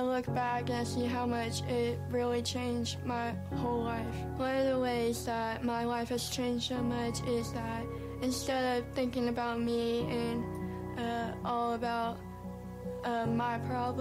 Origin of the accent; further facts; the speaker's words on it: Prattville, Alabama, United States; also born or lived in China; I was born in China, and I was adopted when I was 10 months old. And then I moved to Alabama, and I've lived in Prattville all my life